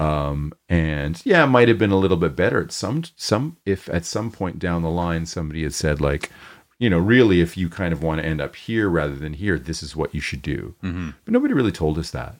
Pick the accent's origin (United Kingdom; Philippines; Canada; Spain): Canada; Toronto, Ontario; we're from Toronto